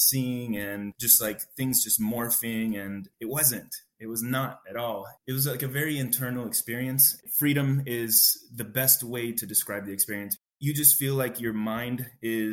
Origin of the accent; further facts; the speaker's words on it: El Salvador; now in United States; I was born in El Salvador. My mom and dad actually had a business over there